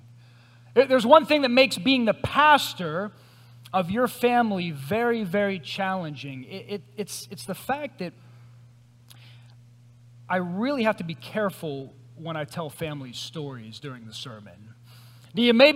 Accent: Greensburg, United States; I'm from Greensburg. This is my hometown

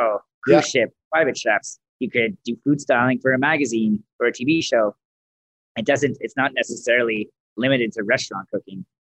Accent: Mississauga, Ontario, Canada; moved away as an adult; also born or lived in Toronto / Caledon / Orangeville; now in Calgary, Canada; I grew up in Ontario in Mississauga

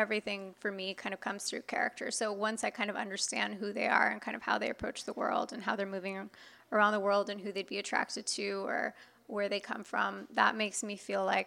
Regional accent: Inland Empire, Southern California, United States; growing up where I grew up in the Inland Empire, it's definitely a red county

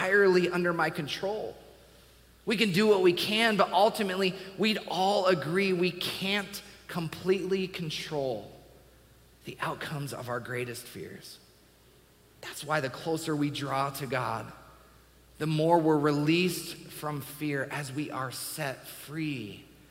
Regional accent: Washington, United States; I grew up in Washington State.

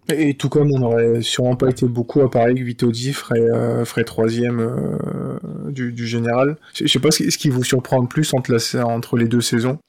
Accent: France; En tant que Français

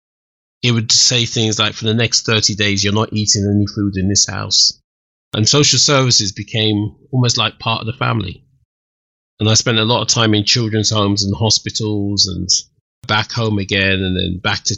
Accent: Kent, South East England, United Kingdom; moved away; also born or lived in London; the village where I grew up in Kent

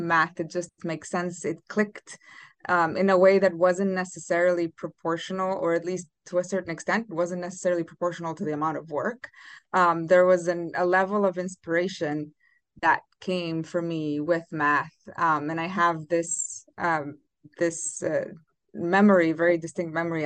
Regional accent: Romania; moved away; I'm originally from Romania

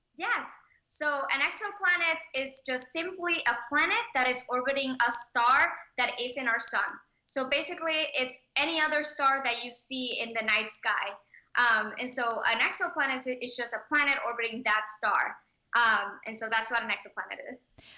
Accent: Puerto Rico; I was born in Puerto Rico

